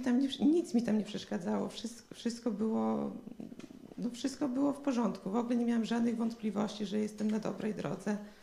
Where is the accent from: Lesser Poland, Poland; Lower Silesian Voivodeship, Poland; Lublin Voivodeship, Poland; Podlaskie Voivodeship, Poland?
Podlaskie Voivodeship, Poland; Białystok; Jestem z Białego Stoku